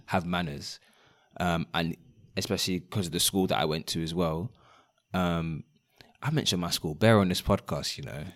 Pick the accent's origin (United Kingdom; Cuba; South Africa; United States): United Kingdom; London; growing up in London, um, and studying outside of London